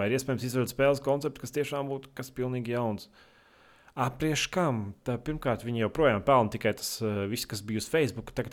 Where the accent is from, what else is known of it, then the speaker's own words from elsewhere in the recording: Selonia, Latvia; Es no Latvijas kaut kāds no, nezinu, no. Es esmu no sēlijas.